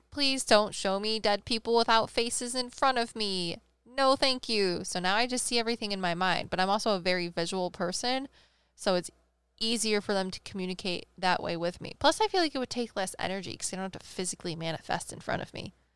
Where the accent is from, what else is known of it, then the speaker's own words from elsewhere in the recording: Midwest, United States; we're from the Midwest